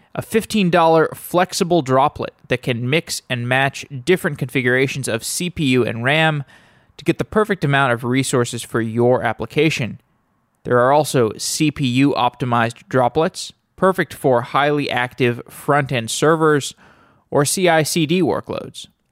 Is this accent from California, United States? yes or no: no; Austin, Texas, United States; moved away; I'm from Austin originally